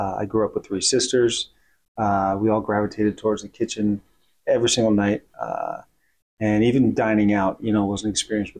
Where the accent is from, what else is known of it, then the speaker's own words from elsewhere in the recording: Woodstock, New York, United States; In the Hudson Valley.